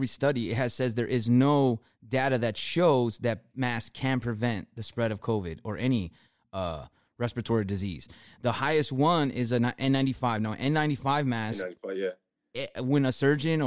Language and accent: English; California, United States; we're from Cali